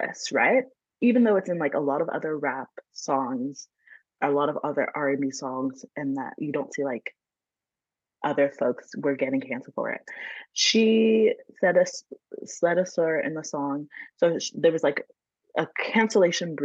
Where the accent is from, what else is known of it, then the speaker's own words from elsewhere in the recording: Atlanta, Georgia, United States; now in California, United States; Yeah, I am in California, but I grew up in Georgia, so I'm from Atlanta